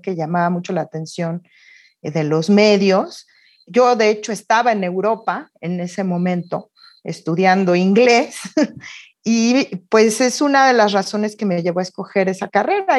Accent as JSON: {"language": "Spanish", "country": "Mexico", "tie": "born or raised there", "also_born_or_lived": "Oxford, United Kingdom", "said": "Mis padres son migrantes, eran españoles, yo nací en México"}